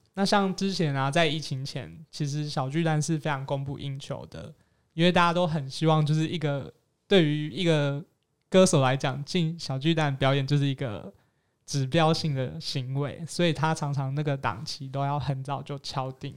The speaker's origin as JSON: {"language": "Chinese", "region": "Kaohsiung", "country": "Taiwan", "moved": "yes", "lives_now": "Taipei, Taiwan", "said": "我自己身为高雄人"}